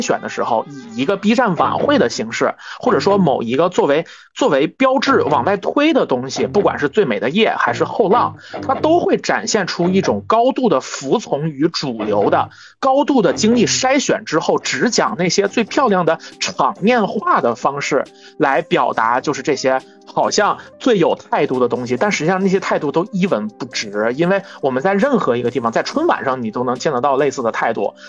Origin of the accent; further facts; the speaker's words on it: China; 我们中国人